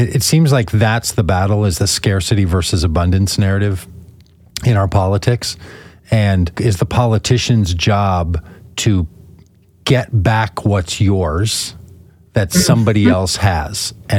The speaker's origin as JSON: {"language": "English", "country": "United States"}